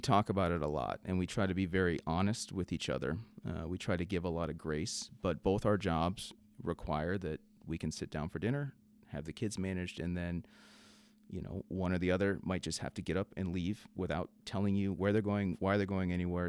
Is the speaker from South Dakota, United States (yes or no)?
yes; South Dakota, United States; my upbringing growing up in South Dakota